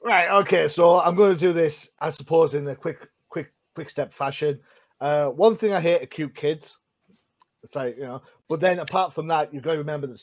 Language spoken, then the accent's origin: English; United Kingdom; being a Brit